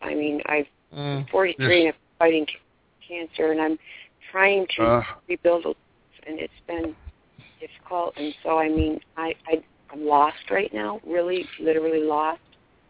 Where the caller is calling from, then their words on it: Michigan, United States; I'm in Michigan.